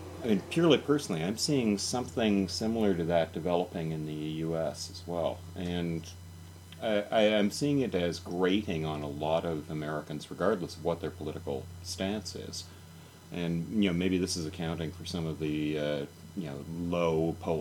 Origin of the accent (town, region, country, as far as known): Canada